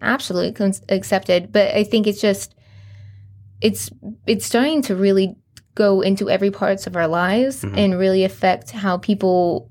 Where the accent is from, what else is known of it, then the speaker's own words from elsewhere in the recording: Boise, Idaho, United States; now in Coeur d'Alene, United States; Growing up in Boise, we have the Village.